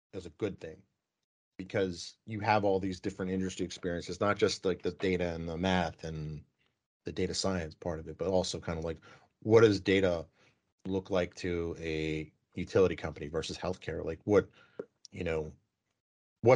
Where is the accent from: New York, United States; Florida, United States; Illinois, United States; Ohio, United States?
New York, United States; moved away; grew up in New York